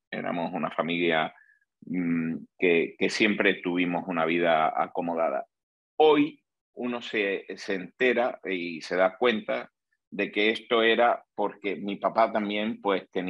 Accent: Granada, Andalusia, Spain; also born or lived in Seville; nací en Granada. Granada es una ciudad súper bonita que hay al sur de, de España y allí hice mis estudios profesionales de ingeniería de caminos.

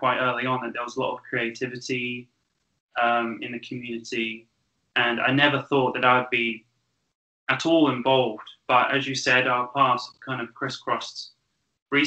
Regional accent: Great Missenden, South East England, United Kingdom; I was born in Buckinghamshire. I was born near a village called Great Missenden

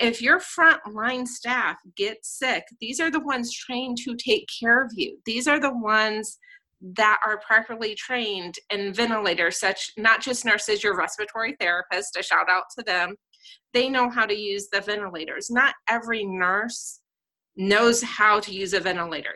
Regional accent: Southern California, United States; moved away as an adult; now in Columbus, Ohio, United States; born and raised in Southern California

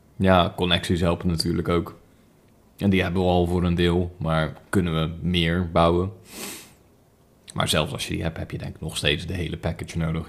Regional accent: Netherlands; wij Nederlanders

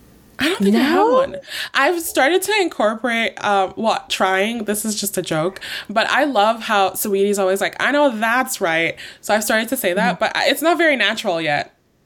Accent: Nigeria; I'm Nigerian. My mm-hmm. mom is Yoruba.

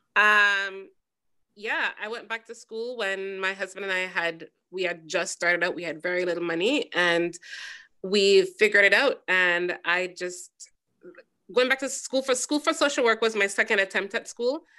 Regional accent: Jamaica; moved away; I am a Jamaican woman

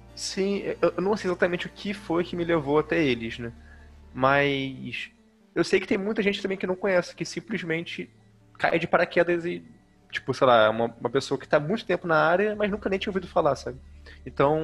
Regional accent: Rio de Janeiro, Brazil; moved away as an adult; now in Manaus, Brazil; eu sou do Rio de Janeiro, mas atualmente eu moro em Manaus, aqui no Amazonas

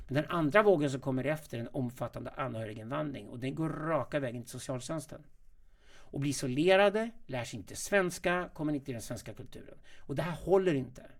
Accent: Sweden; also born or lived in South Africa / Ohio, United States / New York, United States; Jag är uppvuxen i Sverige

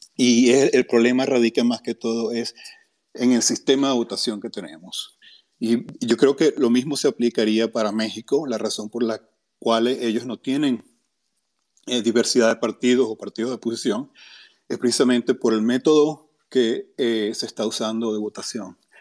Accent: Venezuela; now in United States; yo soy otro venezolano, casualidad, ah, desde Estados Unidos

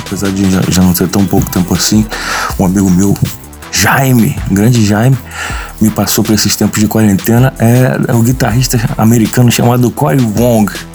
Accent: Rio de Janeiro, Brazil; nós somos aqui do Rio de Janeiro

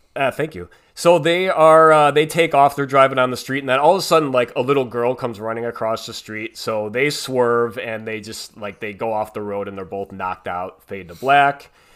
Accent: Chicago, Illinois, United States; accent: Chicago; my Chicago accent.

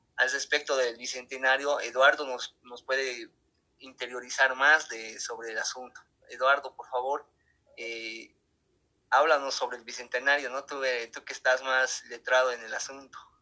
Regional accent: Bolivia; como bolivianos

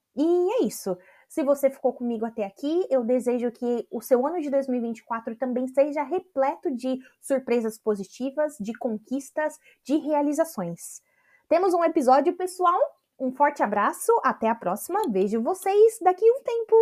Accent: Brazil; moved away as an adult; depois que eu saí do Brasil

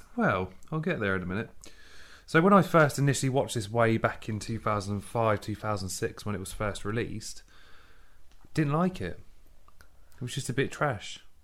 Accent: England, United Kingdom; I'm English, I'm British

